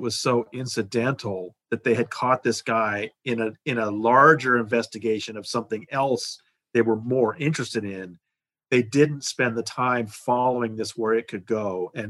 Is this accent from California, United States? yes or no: yes; Los Angeles, California, United States; now in New York, United States; I know, I'm from Los Angeles. I know how bad the tap water